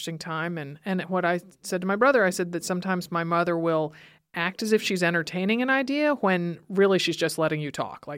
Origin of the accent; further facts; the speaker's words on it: Stamford, Connecticut, United States; moved away; I grew up in Stamford, Connecticut, where my parents still live